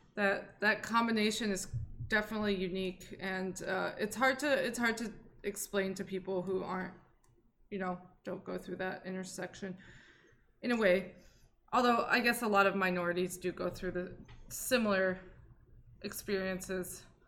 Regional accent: Saudi Arabia; I am a Saudi and a lesbian.

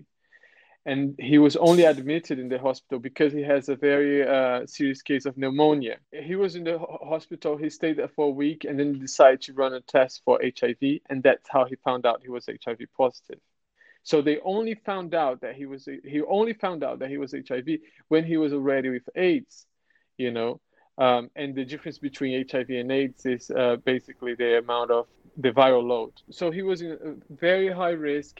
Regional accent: Brazil; English is a second language; moved away as an adult; now in London, United Kingdom; I'm Brazilian. I'm living in London for 5 years now.

